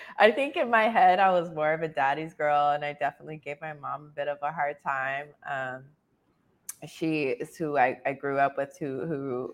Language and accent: English; San Antonio, Texas, United States; I was born and raised in San Antonio, Texas